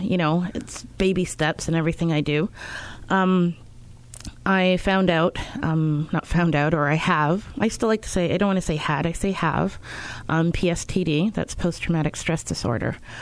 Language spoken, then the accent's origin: English; Winnipeg, Manitoba, Canada; also born or lived in Montreal, Quebec; I was born in Montreal, Quebec. Yes, I speak French. Uh, grew up in Winnipeg